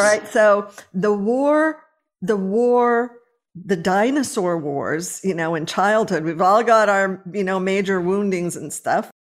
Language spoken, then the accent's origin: English; Los Angeles, California, United States; moved away; I was born and raised in Los Angeles